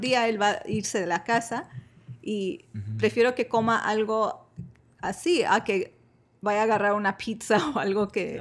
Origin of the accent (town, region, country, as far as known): Michoacán, Mexico; born or raised there